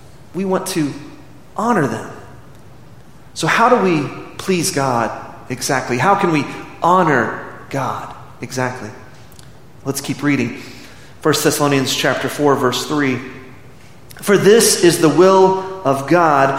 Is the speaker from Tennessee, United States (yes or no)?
no; Midland, Texas, United States; I remember growing up in Midland, Texas in the late 70s and early 80s.